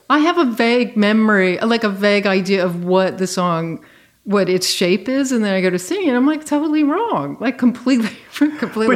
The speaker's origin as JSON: {"language": "English", "region": "Virginia", "country": "United States", "tie": "born or raised there", "said": "I grew up in Virginia."}